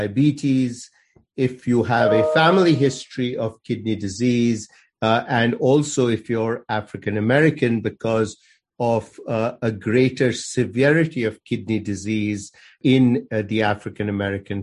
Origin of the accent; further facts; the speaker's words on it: India; moved away as an adult; also born or lived in Aberdeen, Scotland; now in Chapel Hill, United States; I grew up in India and went to medical school in India.